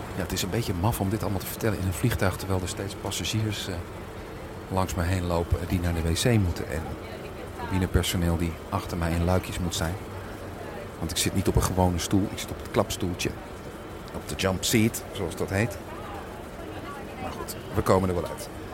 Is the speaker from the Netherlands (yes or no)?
yes; Netherlands; moved away as an adult; now in England, United Kingdom; ik ben Nederlands